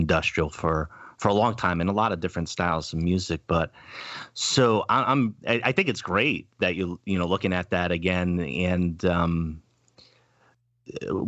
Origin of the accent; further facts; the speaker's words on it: East Coast, United States; accent: East Coast; my East Coast accent